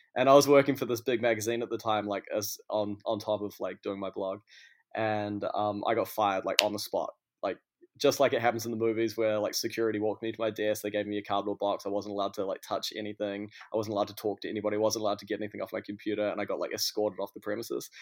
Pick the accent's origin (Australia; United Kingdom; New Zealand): New Zealand; Auckland; moved away as an adult; also born or lived in Christchurch; now in New York, United States; I come from Auckland, uh, but I lived a lot of my life in Christchurch as well, but yeah, Auckland is pretty much where I'm from.